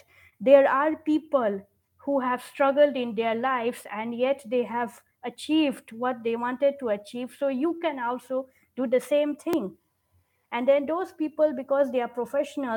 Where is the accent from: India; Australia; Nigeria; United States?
Nigeria; moved away as an adult; also born or lived in London; I was brought up in Nigeria